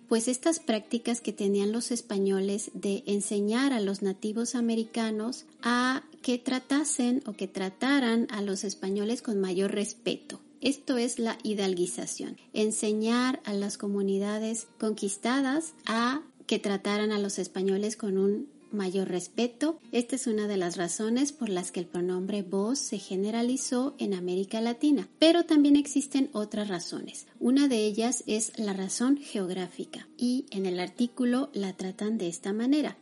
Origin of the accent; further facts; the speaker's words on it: Mexico; en mi propio país